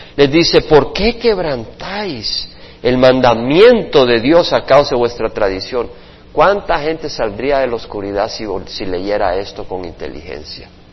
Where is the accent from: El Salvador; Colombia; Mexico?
El Salvador; yo también soy salvadoreño